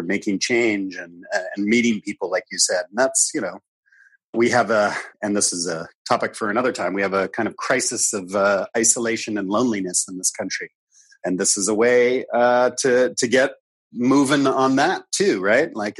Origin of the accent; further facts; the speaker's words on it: Midwest, United States; I grew up in the Midwest, so I was certainly raised eating a lot of meat.